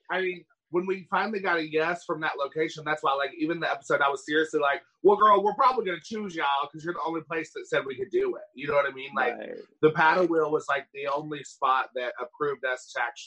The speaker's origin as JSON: {"language": "English", "town": "Johnson City", "region": "Tennessee", "country": "United States", "said": "I'm from Johnson City, Tennessee, but I am from Tennessee as well."}